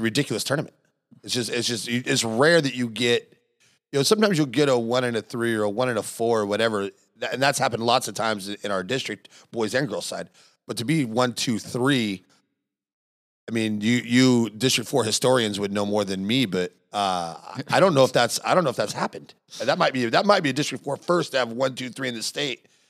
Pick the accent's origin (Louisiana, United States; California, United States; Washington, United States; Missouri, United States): Washington, United States; Morton White Pass; my hometown people there